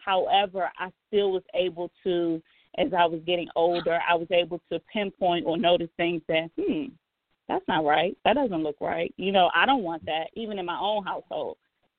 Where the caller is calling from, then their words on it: Landover, Maryland, United States; I'm calling from Landover.